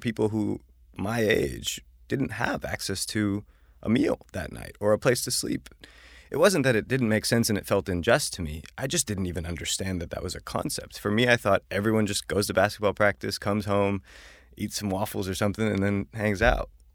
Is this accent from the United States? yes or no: yes; Buffalo, New York, United States; moved away as an adult; now in New York, United States; I grew up in Buffalo